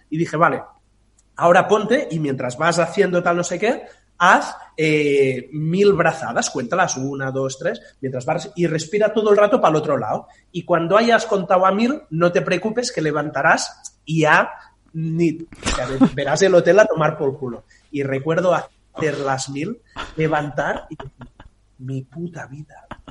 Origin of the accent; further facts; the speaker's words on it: Tordera, Catalonia, Spain; moved away as an adult; now in Barcelona, Spain; Yo vivía en un pueblo eh, que es donde nací, en Tordera, que está eso, a 70, 75 kilómetros